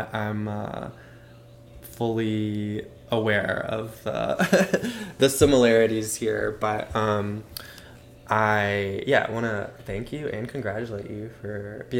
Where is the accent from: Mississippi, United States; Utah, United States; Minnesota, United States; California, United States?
Mississippi, United States; Madison; I went to a public school in Mississippi